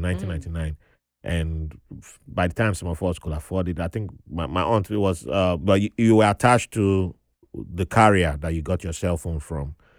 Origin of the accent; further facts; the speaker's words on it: Nigeria; accent: Nigerian; now in United States; with my accent being fresh from Nigeria